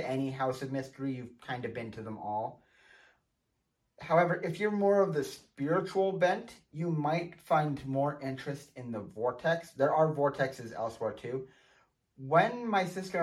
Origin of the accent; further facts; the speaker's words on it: Montana, United States; here in my home state of Montana